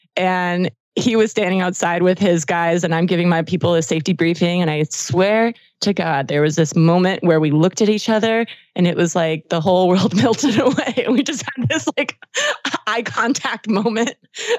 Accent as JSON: {"language": "English", "region": "Georgia", "country": "United States", "moved": "yes", "said": "but I'm from Georgia originally."}